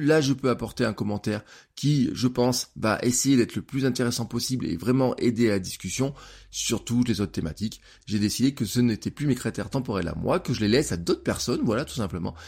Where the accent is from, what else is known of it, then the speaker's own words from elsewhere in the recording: France; en tant que citoyen, en tant que français